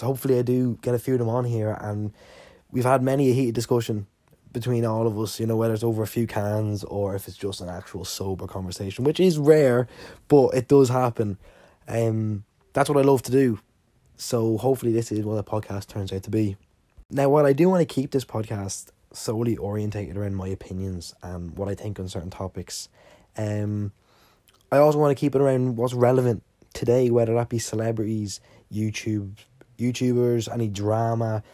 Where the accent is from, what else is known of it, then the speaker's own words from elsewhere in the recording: Ireland; I'm Irish and I live in Ireland